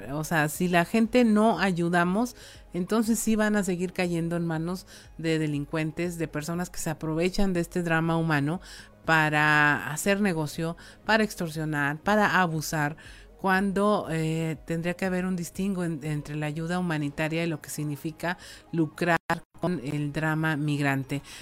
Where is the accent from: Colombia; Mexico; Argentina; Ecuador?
Mexico; Coahuila; como ser humano coahuilense